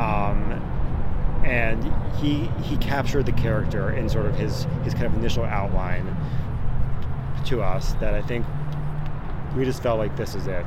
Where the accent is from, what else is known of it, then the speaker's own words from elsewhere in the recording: Annapolis, Maryland, United States; moved away as an adult; now in Los Angeles, United States; I'm originally from Annapolis, Maryland, with my with my brother Trevor. He grew up there as well